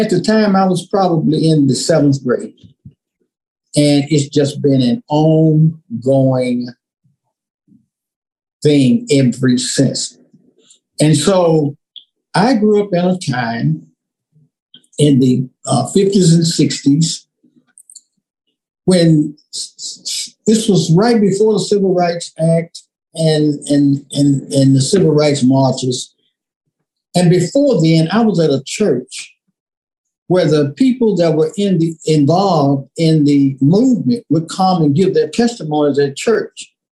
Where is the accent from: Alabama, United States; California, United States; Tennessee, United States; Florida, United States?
Tennessee, United States; Memphis; Growing up in Memphis, I grew up on the on the bluff, literally. I grew up on the bluff of the Mississippi River, literally.